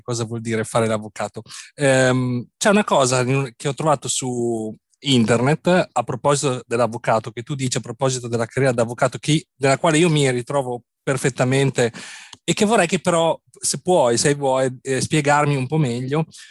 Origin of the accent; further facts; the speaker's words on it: Bologna, Emilia-Romagna, Italy; Bologna è la mia città natale